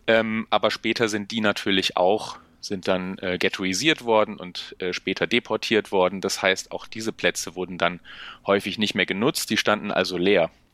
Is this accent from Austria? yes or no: no; Bremen, Germany; ich komme aus Bremen